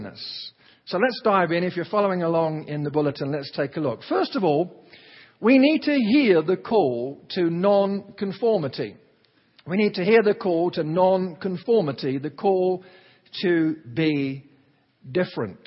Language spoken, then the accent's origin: English; Alabama, United States; I speak this way because where I was raised in Alabama, I heard people constantly talking like this.